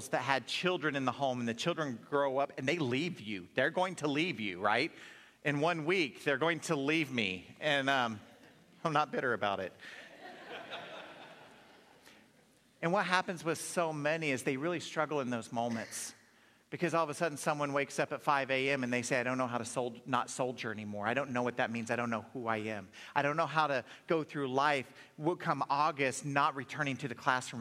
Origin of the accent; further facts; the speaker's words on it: Oklahoma, United States; moved away; I grew up in Oklahoma, and growing up in Oklahoma, that meant you're a Dallas Cowboy fan